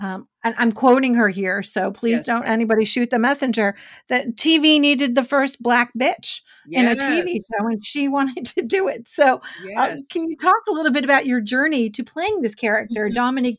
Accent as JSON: {"language": "English", "town": "New York City", "region": "New York", "country": "United States", "tie": "born or raised there", "said": "I grew up in Brooklyn"}